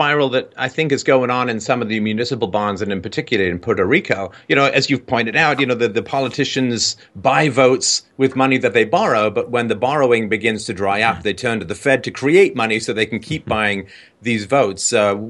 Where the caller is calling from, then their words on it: Canada; Now, of course, I'm calling in from Canada.